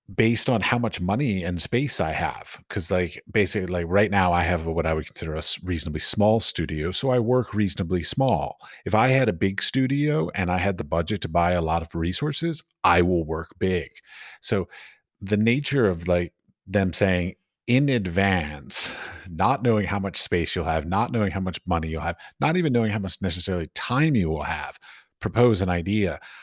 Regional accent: United States; I come from America, which is very capitalistic

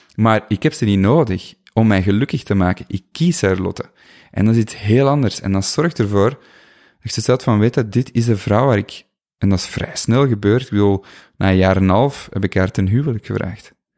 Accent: Flanders, Belgium; moved away as an adult; also born or lived in Buggenhout / Colombia / Ecuador; heel dicht bij mijn ehm, geboortedorp

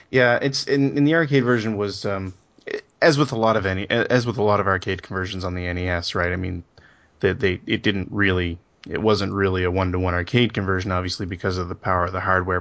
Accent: Canada; growing up in Canada, this is a hockey country

